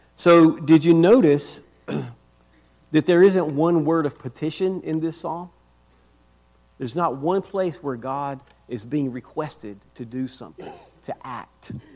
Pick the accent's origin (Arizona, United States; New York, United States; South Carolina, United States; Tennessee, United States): South Carolina, United States; Rock Hill; moved away as an adult; also born or lived in Northern Virginia; now in Lynchburg, United States; We were originally from South Carolina. I'm from Rock Hill.